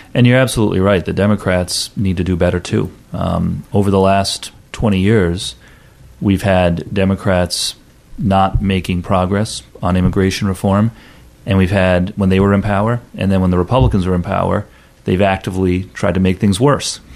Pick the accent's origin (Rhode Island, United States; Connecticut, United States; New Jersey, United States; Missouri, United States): Rhode Island, United States; also born or lived in Louisiana; I was born here in Rhode Island